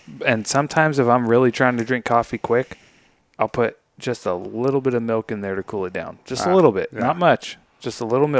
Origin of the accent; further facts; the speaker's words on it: United States; I'm American.